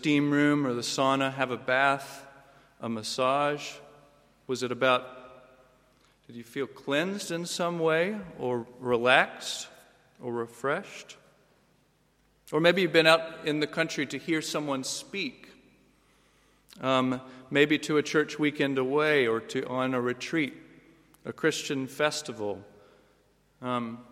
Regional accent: United States; moved away; Come from the U.S. Originally

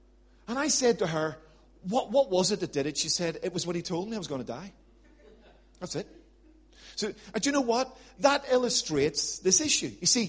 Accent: Ireland; But I'm an Irishman, so I'm quite tenacious.

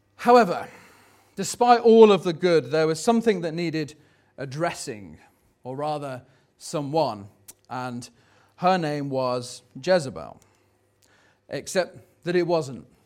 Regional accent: Tamworth, West Midlands, United Kingdom; where are you from?" and you go, "Oh, Tamworth

